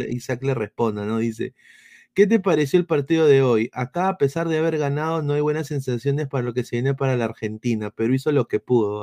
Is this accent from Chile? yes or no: no; Peru; esa es mi tierra, así es mi Perú